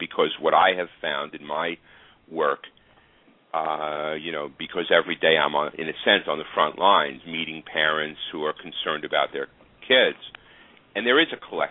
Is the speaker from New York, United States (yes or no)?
yes; New York City, New York, United States; moved away; I had the honor of going back to my hometown, Staten Island